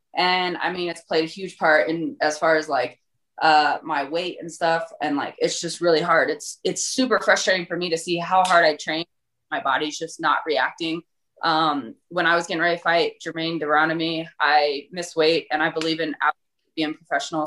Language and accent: English; Colorado, United States; Born and raised in Colorado